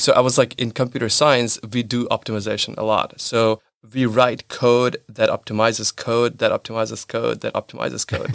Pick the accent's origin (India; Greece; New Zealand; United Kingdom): India; moved away as an adult; also born or lived in United States / Israel / United Arab Emirates / New York; now in Germany; I was born and raised in India, but then I've been moving and relocating for last seven years, uh, bunch of countries.